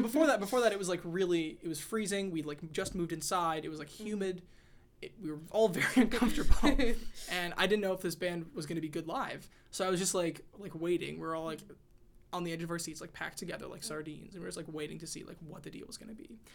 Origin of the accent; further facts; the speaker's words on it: Texas, United States; now in Washington, D.C., United States; growing up in Texas